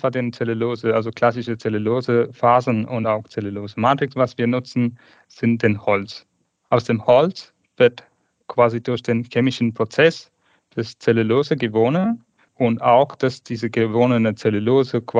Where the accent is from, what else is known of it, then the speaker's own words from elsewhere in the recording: Tamil Nadu, India; German is a second language; Ich komme aus ursprünglich aus Indien, geboren in 1985 in dem Südindien, Tamil Nadu.